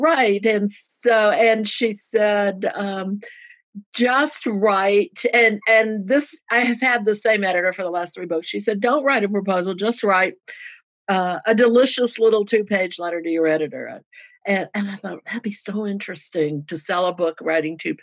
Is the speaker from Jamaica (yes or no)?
no; Louisiana and Georgia, the South, United States; I grew up in the South in Louisiana and Georgia